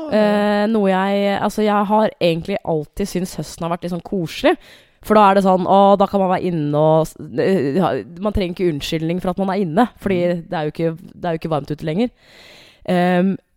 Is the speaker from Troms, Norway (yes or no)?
no; Hamar, Innlandet, Norway; moved away; jeg har vært hjemme på Hamar